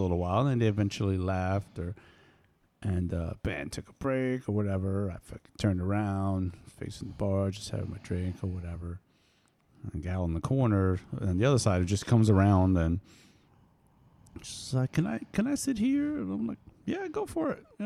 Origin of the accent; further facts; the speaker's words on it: East Coast, United States; moved away; I'm originally from East Coast, and I've been here for a little while.